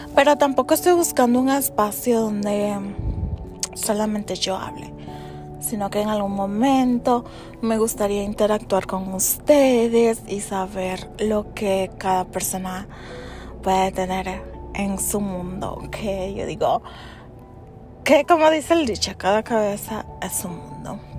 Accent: United States; soy de origen dominicano. Nací en, Estados Unidos. Vivo actualmente en los Estados Unidos.

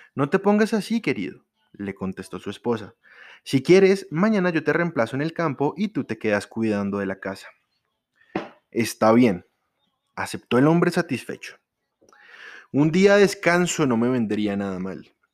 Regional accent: Colombia; los colombianos, los que estamos aquí en Colombia, los que somos colombianos

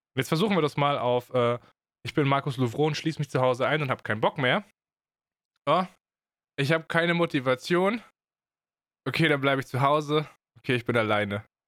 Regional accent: Germany; als Deutscher

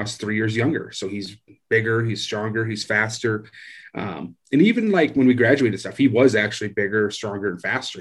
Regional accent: Iowa, United States; moved away; I grew up in Iowa, just real town, uh, farm type area, country type area

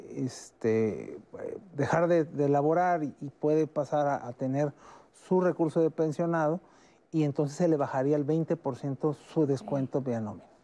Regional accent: Mexico; todos somos mexicanos

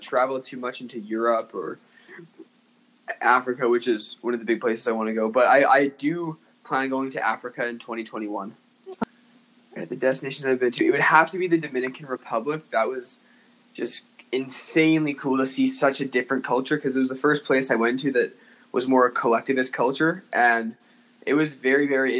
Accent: Winnipeg, Manitoba, Canada; I'm from Winnipeg

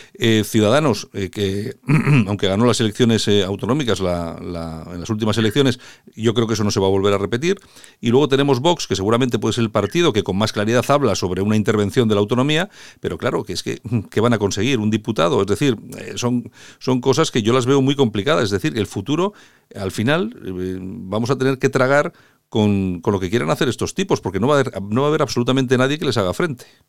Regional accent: Spain; a nosotros como españoles, como europeos

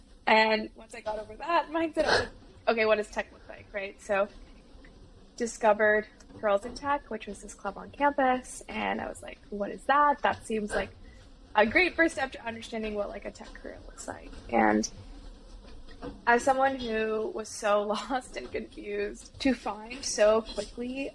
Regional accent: Bay Area, California, United States; I grew up in the Bay Area around tech

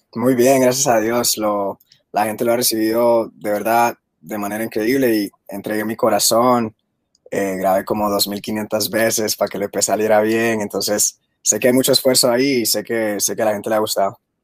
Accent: Guatemala; yo soy de Guatemala

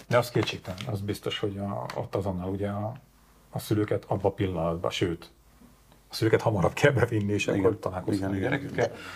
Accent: Sátoraljaújhely, Borsod-Abaúj-Zemplén, Hungary; moved away; fatornyos kis szülővárosomban

